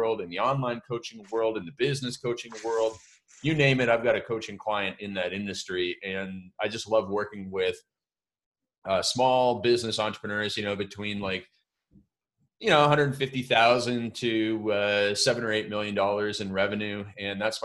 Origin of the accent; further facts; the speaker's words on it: Canada; I grew up in Canada